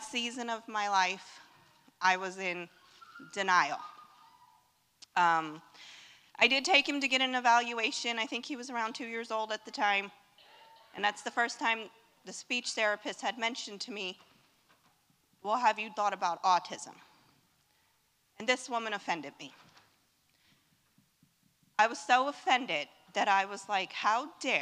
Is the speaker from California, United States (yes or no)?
no; Orlando, Florida, United States; I'm from Orlando